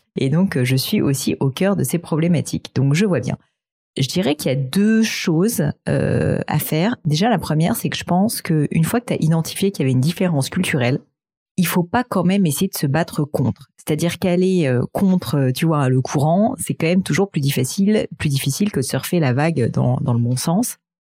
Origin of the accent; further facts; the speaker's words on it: France; je suis française